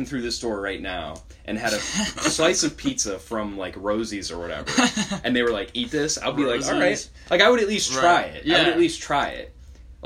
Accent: Warren, Ohio, United States; born or raised there

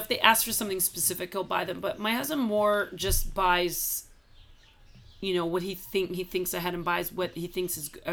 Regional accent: United States; moved away; I was brought up so materialistic in the States

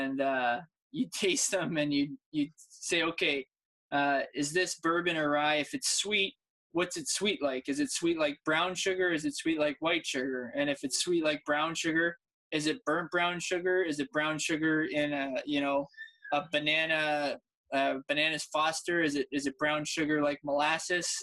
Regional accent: Niagara region, Ontario, Canada; born or raised there

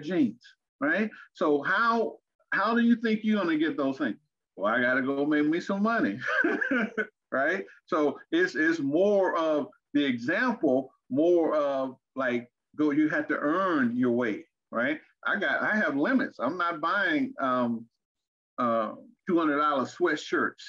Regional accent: Arkansas, United States; moved away; also born or lived in Fort Wayne, Indiana / Texas; I grew up in Arkansas and in Indiana, Fort Wayne, Indiana.

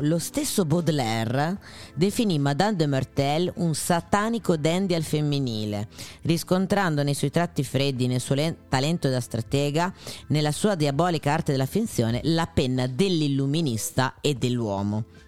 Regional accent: Emilia-Romagna, Italy; Sono romagnola

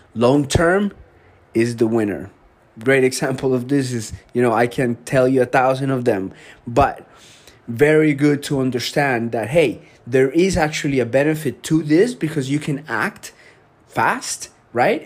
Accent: Colombia; moved away; I grew up in Colombia.

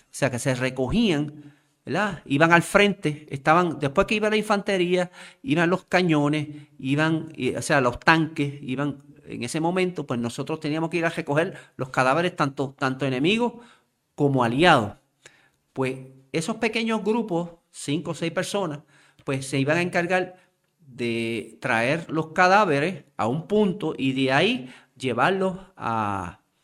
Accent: Puerto Rico; como puertorriqueños

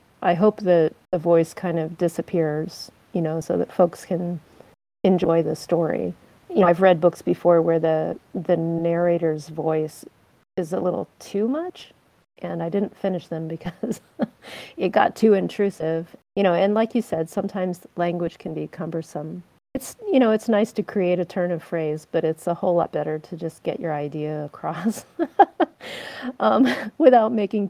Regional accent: United States; I'm an American writing about people in Britain and Kimru.

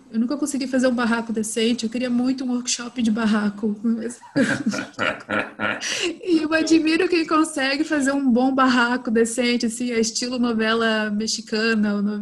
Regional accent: Santa Catarina, Brazil; born there; also born or lived in Minas Gerais; eu sou formada em direito, é, eu sou brasileira.

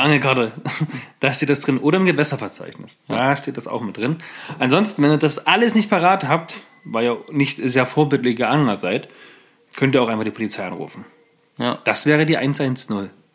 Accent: Germany; bei uns in Deutschland

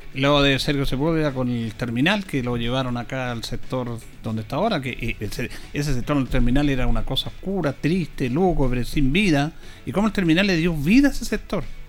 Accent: Chile; somos especiales los chilenos

